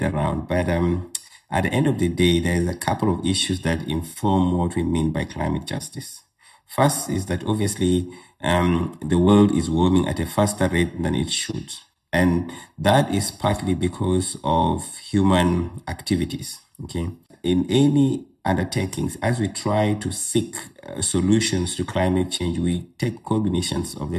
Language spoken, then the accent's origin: English; Uganda; now in South Africa; So I'm originally from Uganda. That's where I was born. And I spent most of my early childhood there